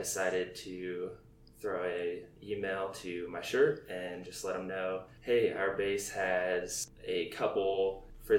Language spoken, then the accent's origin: English; Snohomish, Washington, United States; moved away as an adult; also born or lived in Monroe, Washington / Yokota Air Base, Japan / Scott Air Force Base, Illinois; now in Fairchild Air Force Base, United States; Snohomish, Washington is where I grew up. I was born just in a city over Monroe, Washington